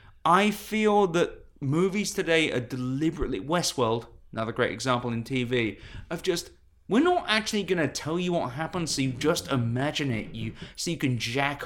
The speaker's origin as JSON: {"language": "English", "country": "United Kingdom", "said": "I'm British."}